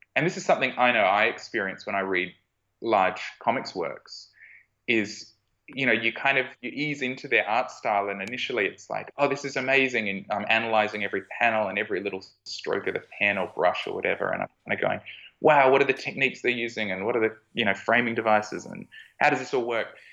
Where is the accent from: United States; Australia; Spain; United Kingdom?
Australia